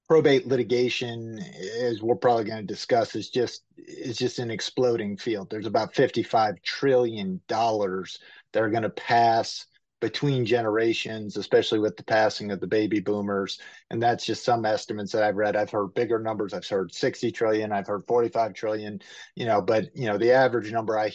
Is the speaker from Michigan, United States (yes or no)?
no; Ohio, United States; also born or lived in Florida / Washington State / North Carolina; now in Cleveland, United States; I'm from the Ohio area.